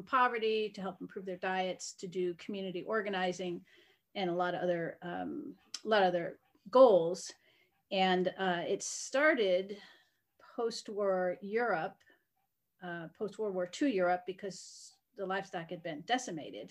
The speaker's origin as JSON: {"language": "English", "area": "Connecticut and Vermont", "region": "New England", "country": "United States", "tie": "born or raised there", "also_born_or_lived": "Arkansas / Northeast Kansas", "moved": "as an adult", "lives_now": "Kansas, United States", "said": "Connecticut and Vermont is where I was raised"}